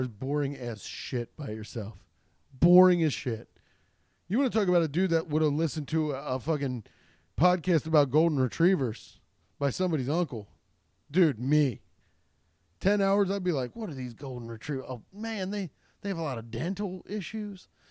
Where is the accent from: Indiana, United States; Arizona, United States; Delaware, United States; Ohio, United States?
Ohio, United States; Cincinnati; I'm from Cincinnati